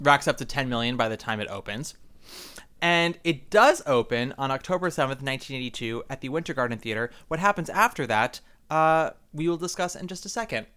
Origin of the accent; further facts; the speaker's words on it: New York, United States; much as I love being a New Yorker